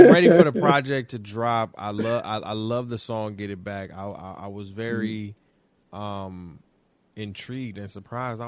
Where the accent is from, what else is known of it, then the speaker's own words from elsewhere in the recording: Detroit, Michigan, United States; now in New York, United States; I'm actually living in New York right now, but being from Detroit